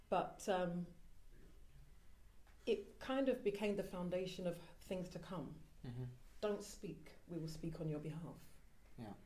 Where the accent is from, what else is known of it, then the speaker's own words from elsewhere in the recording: Ilford, London, United Kingdom; born there; Now, I was born in Ilford, so uh, I'm British. But um, I'm Ghanaian, and we have these, you know, traditions and culture.